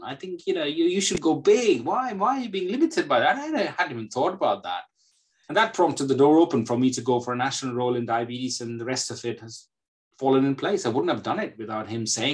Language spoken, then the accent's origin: English; India; moved away as an adult; now in United Kingdom; I come from India. So it was a very, very typical sort of Asian background at that point of time